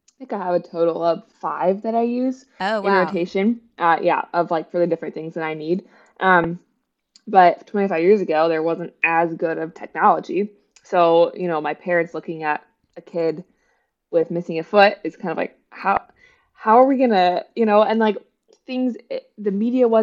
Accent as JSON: {"language": "English", "area": "West Virginia and then Ohio", "region": "Midwest", "country": "United States", "tie": "born or raised there", "moved": "as an adult", "lives_now": "Bloomington, United States", "said": "I grew up in West Virginia and then Ohio, and it was a small town"}